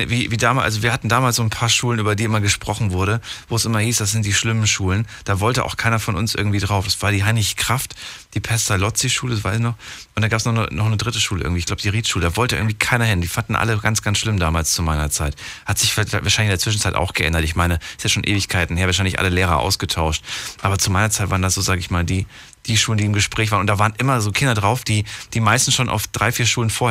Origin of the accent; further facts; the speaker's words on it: Frankfurt, Hesse, Germany; liebe Grüße nach Frankfurt, in meine Old City, meine alte Heimat.